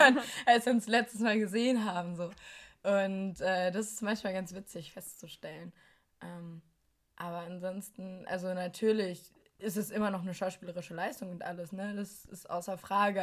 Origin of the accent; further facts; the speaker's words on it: Germany; moved away as an adult; now in Berlin, Germany; meine Heimatstadt